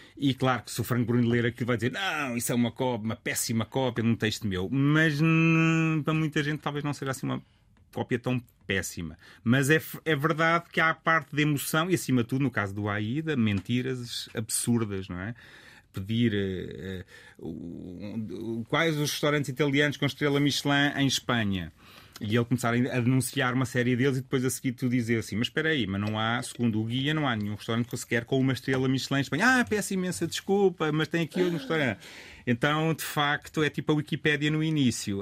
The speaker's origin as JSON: {"language": "Portuguese", "town": "Rio Maior", "region": "Santarém District", "country": "Portugal", "also_born_or_lived": "Lisbon", "moved": "as an adult", "said": "eu sou de Rio Maior"}